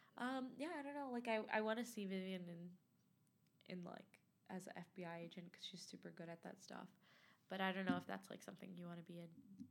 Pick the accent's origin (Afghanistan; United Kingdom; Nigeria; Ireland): Afghanistan; So like I kind of want to go back home. So I'm from Afghanistan.